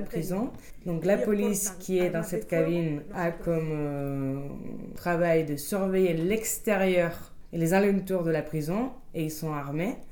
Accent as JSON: {"language": "French", "country": "Spain", "also_born_or_lived": "Granada / Almería", "second_language": "French", "said": "je suis de l'Espagne"}